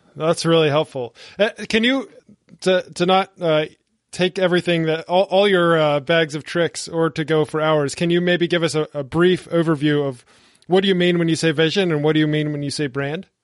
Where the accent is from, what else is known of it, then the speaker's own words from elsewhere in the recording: the American South, United States; I'm from the American South where churches are just on every corner